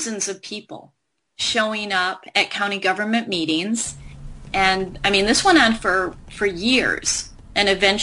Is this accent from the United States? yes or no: yes; Michigan, United States; my home state of Michigan